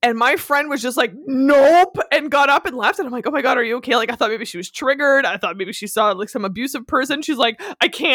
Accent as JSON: {"language": "English", "region": "Northern Ontario", "country": "Canada", "first_language": "French", "second_language": "English", "said": "I'm from Northern Ontario. My French first language is French"}